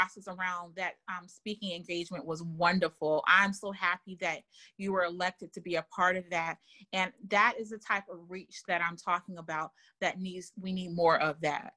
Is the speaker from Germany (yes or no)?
yes; Germany; moved away; I grew up in Germany